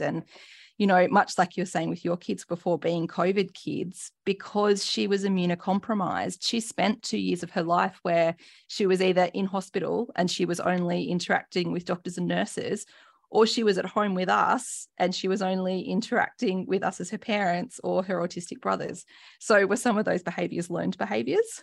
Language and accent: English; New South Wales, Australia; I grew up in New South Wales, grew up a rugby league girl